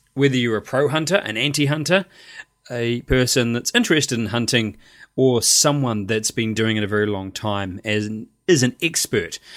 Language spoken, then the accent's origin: English; New Zealand; Me as a New Zealander